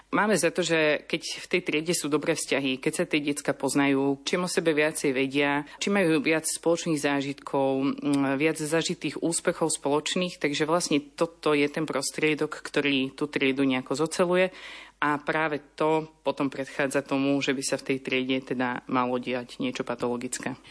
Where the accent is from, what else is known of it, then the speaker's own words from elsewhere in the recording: Trnava, Trnava Region, Slovakia; now in Bratislava, Slovakia; od malička som vyrastala v salesianskom prostredí. Som z Trnavy a vlastne mm, náš dom susedí so salesianským strediskom